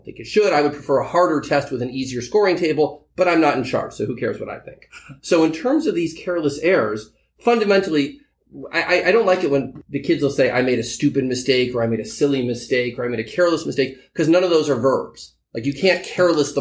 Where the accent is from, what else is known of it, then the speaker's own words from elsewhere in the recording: California, United States; also born or lived in New York; I live in California most of the time. I'm here in New York occasionally, but I am, by birth, I am a Californian.